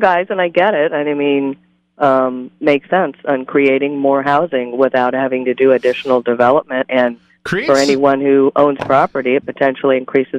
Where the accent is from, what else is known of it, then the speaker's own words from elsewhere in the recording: Santa Barbara, California, United States; I come from Santa Barbara. I lived there for 20 years